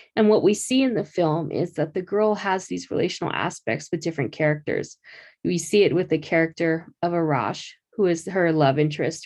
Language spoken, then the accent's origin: English; Phoenix, Arizona, United States; growing up in Phoenix